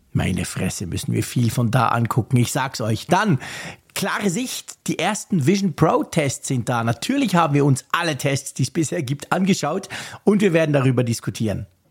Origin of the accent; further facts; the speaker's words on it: Switzerland; mich als Schweizer